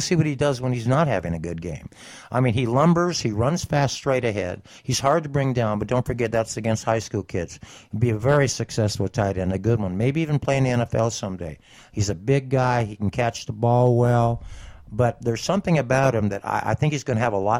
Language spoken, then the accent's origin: English; San Bernardino, California, United States; I'm from San Bernardino